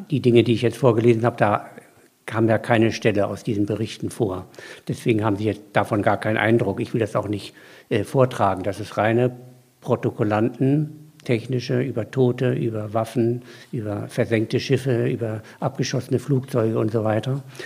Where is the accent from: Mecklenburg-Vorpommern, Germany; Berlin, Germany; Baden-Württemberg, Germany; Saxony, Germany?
Mecklenburg-Vorpommern, Germany; ich bin ja Mecklenburger